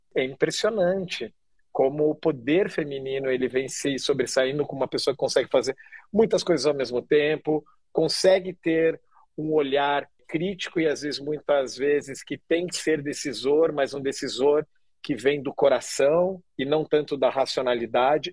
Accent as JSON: {"language": "Portuguese", "town": "Curitiba", "region": "Paraná", "country": "Brazil", "moved": "as an adult", "lives_now": "Rio de Janeiro, Brazil", "said": "eu sou de Curitiba, mas eu sou um nômade peregrino"}